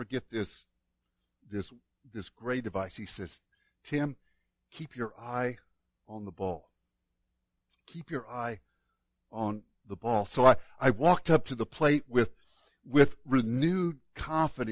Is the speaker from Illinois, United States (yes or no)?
yes; Woodlawn, Illinois, United States; my hometown of Woodlawn, Illinois